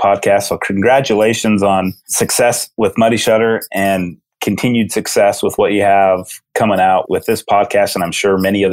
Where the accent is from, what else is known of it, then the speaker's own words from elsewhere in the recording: Utah, United States; growing up in Utah with five national parks